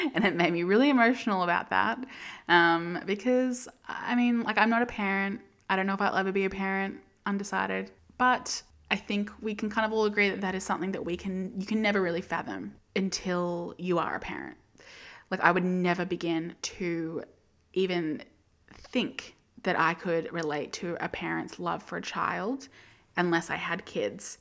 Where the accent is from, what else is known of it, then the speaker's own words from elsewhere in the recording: Australia; as an Australian